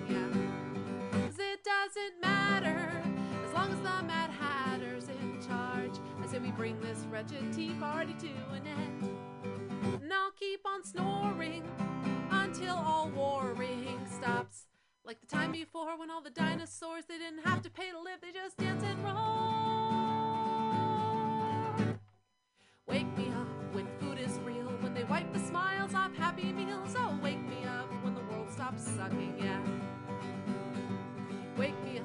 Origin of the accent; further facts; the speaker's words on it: San Francisco, California, United States; I've been in the Bay my whole life